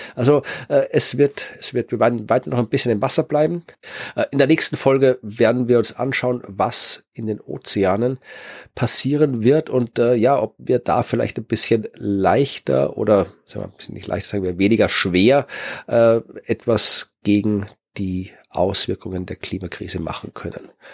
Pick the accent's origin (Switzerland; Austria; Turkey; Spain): Austria; Wachau, Lower Austria; moved away; meiner Heimat der Wachau